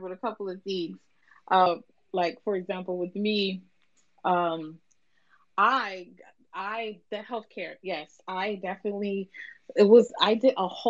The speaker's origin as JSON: {"language": "English", "town": "Opa-locka", "region": "Florida", "country": "United States", "said": "I am from Opa-locka. I'm from the worst side of Miami, Florida"}